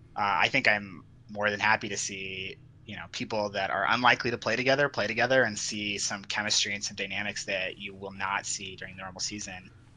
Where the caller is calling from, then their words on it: Salt Lake City, Utah, United States; Hi. I am from Salt Lake City, Utah.